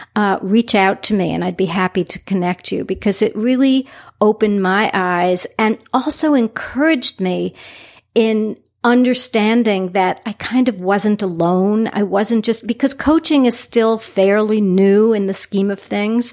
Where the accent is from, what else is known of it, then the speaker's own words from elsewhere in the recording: New York City, New York, United States; now in Southwest Florida, United States; I'm originally from New York City